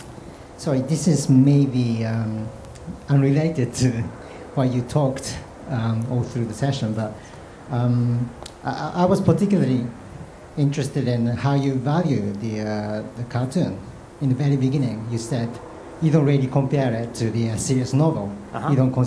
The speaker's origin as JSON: {"language": "English", "country": "Japan", "said": "I'm from Japan."}